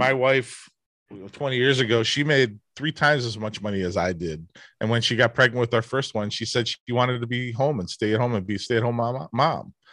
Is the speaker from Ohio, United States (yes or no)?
yes; Cleveland, Ohio, United States; I grew up in Cleveland, a Midwest work ethic.